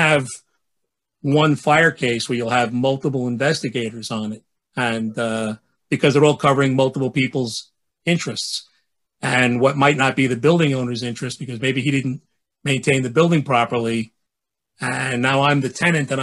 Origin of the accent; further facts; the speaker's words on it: New York City, New York, United States; I grew up in the city. I'm from Bay Ridge